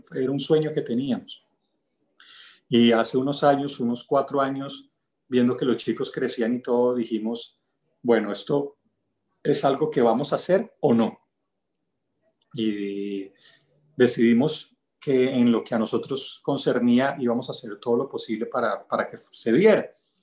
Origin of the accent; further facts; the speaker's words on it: El Limón, Venezuela; moved away; also born or lived in Bogotá, Colombia; Nací pues en Bogotá, pero crecí en un pueblito de la costa venezolana que se llama El Limón